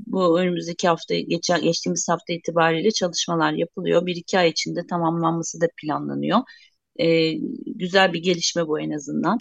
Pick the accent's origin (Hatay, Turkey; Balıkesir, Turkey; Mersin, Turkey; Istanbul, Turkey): Hatay, Turkey; Vakıflı village